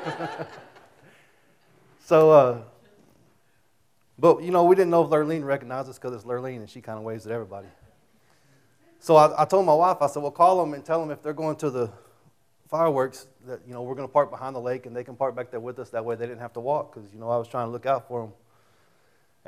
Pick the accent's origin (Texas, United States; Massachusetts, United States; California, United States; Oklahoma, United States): Texas, United States; Childress; moved away; I'm from Childress